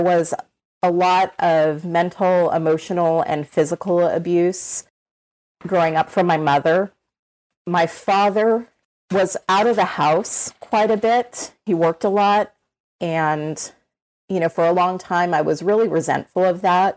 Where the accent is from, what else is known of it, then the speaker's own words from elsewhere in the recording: Orange County, California, United States; I grew up in Orange County, California. I've lived in California my entire life